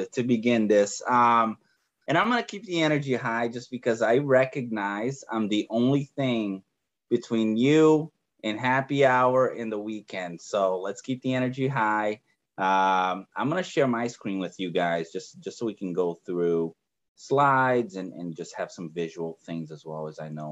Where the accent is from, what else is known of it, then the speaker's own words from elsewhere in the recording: Brazil; English is a second language; moved away; I'm originally from Brazil, and, you know, I arrived here from a third world country to a first world country without speaking a word of English